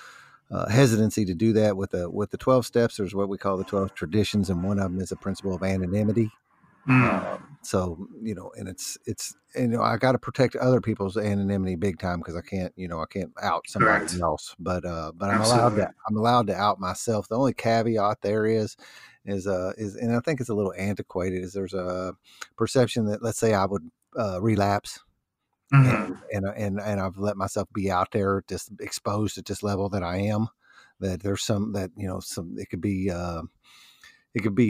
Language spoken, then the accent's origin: English; New Albany, Indiana, United States; born or raised there